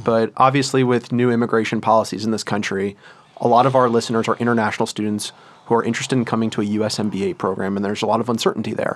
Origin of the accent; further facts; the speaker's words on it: United States; as an American, somebody who's, was born in the United States, whose parents are American